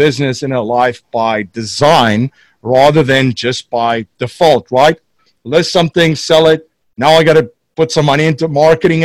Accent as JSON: {"language": "English", "country": "South Africa", "moved": "as an adult", "lives_now": "Newtown, United States", "said": "I'm originally from South Africa, came to the States in the early"}